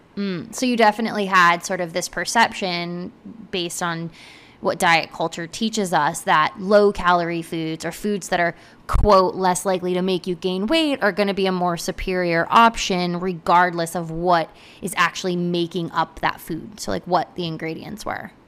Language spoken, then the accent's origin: English; United States; I grew up in America